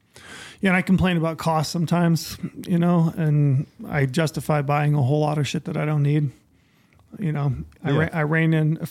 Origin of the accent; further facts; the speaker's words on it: Utah, United States; Saw archery bison in my home state of Utah.